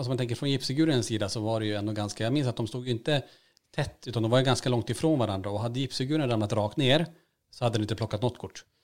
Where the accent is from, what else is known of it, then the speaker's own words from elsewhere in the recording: Norrland, Sweden; Och, eh, inte bara att vi är från Norrland och, och sega ibland kanske, utan att man även har ett lugn.